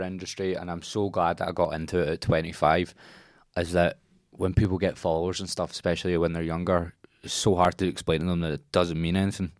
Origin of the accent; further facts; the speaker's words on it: London, United Kingdom; born there; accent: Cockney; I had like a little Cockney accent as well, and I'd walk over and I was born in London.